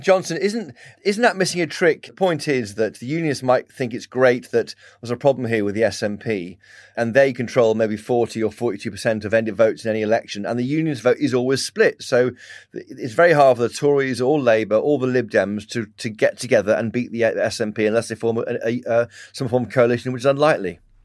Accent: England, United Kingdom; I'm English

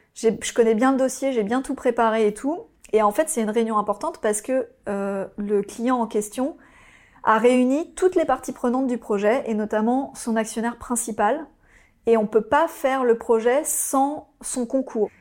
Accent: Oise, Hauts-de-France, France; also born or lived in Paris; J'ai grandi euh, dans l'Oise.

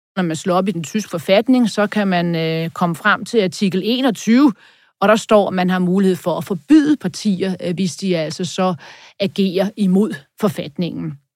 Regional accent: Denmark

